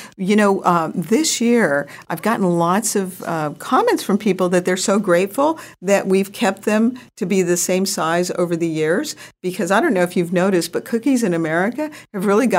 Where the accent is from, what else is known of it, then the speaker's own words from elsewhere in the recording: Rapid City, South Dakota, United States; born there; base, Ellsworth Air Force Base, in South Dakota, Rapid City, South Dakota, by Mount Rushmore. And I was born there on Ellsworth Air Force Base, South Dakota.